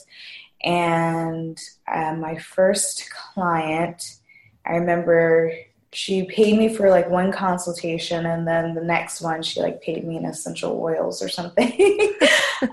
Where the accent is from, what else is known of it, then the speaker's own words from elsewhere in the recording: New York, United States; now in Rhode Island, United States; I'm originally from New York